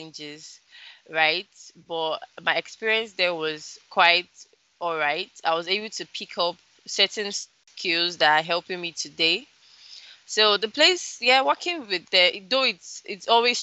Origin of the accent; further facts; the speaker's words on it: Lagos, Nigeria; also born or lived in Delta State, Nigeria / Kwara State, Nigeria; I was actually born in Delta State, but I wasn't brought up in Delta State. I was brought up in Lagos.